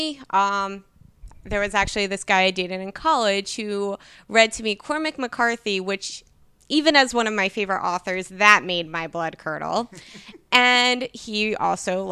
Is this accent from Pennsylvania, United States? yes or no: yes; Philadelphia, Pennsylvania, United States; moved away; also born or lived in New Jersey; I grew up in Northeast Philly